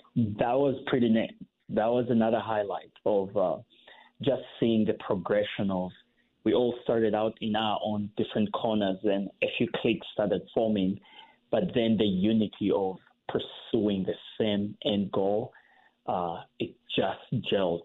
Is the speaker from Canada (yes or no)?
no; Uganda; growing up in Uganda